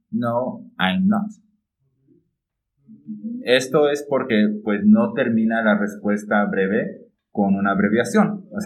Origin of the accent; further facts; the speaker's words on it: Mexico City, Mexico; now in San Juan del Río, Mexico; ni ella ni yo vivimos en el lugar donde nacimos. De hecho, yo soy de la Ciudad de México, pero vivo en San Juan de Río Querétaro.